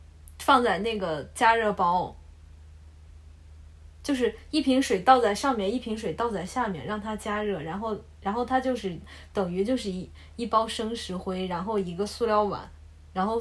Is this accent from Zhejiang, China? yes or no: yes; Yiwu, Zhejiang, China; 小商品爱好者，我是义乌的嘛？